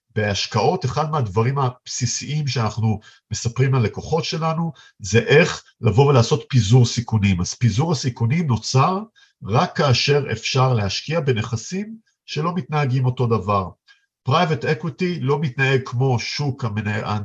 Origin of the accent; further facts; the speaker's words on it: Israel; בתור ישראלים